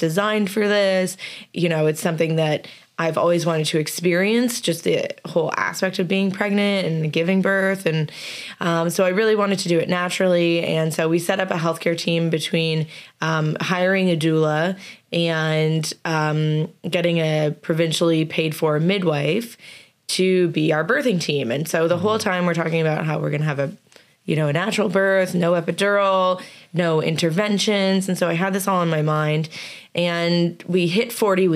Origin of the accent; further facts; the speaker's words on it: Canada; moved away; also born or lived in New York, United States / Florida, United States; I'm Canadian